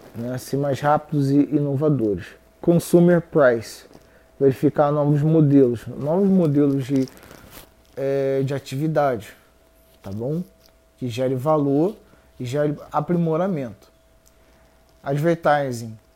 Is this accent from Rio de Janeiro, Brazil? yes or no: yes; Rio de Janeiro, Brazil; Eu sou do Rio, na verdade.